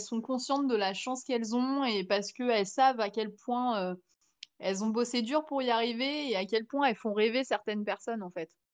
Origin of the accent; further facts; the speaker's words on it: France; on vient de France